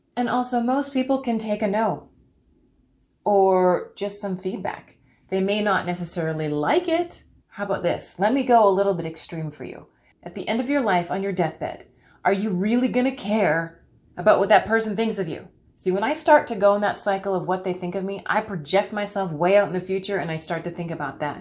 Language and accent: English; Canada; I'm from Canada